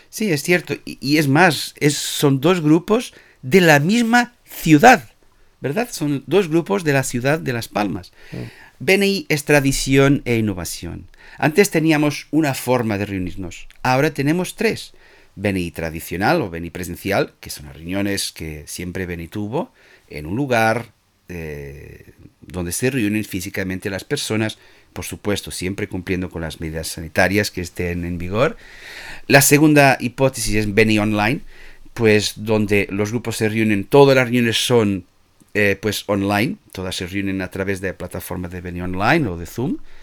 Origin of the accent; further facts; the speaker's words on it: Portugal; Spanish is a second language; now in Spain; yo soy portugués